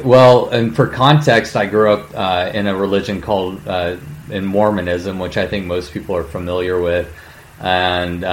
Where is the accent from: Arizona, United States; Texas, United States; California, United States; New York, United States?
Texas, United States; College Station; I grew up in Bryan College Station